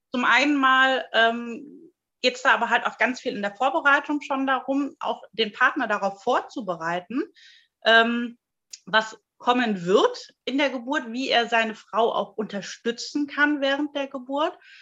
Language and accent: German; Germany; bei uns in Deutschland